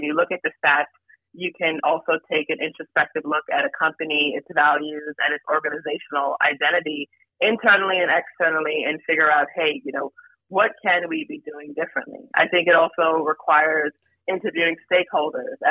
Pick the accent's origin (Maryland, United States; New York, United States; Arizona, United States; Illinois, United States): New York, United States; New York City; I lived, grew up, born and raised in New York, Brooklyn, New York